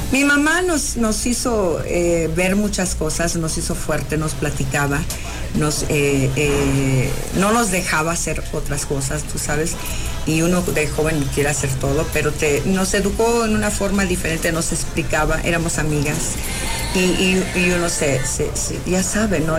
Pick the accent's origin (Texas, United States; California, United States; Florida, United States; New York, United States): California, United States; now in Mexico; yo nací en California y y allá, eh, cuando yo vine a México